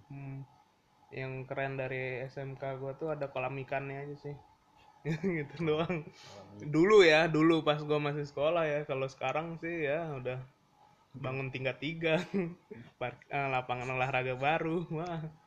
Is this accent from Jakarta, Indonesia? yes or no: yes; Jakarta, Indonesia; kita kan orang Jakarta